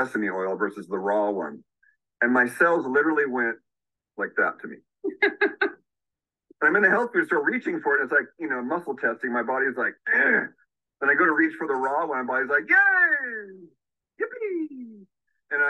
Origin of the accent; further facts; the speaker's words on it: Santa Cruz, California, United States; I grew up in the Santa Cruz surf scene out here